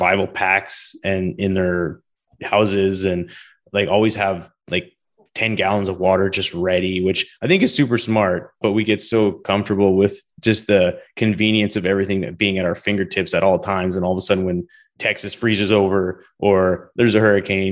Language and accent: English; Canada; moved away as an adult; now in Houston, United States; This is where I'm from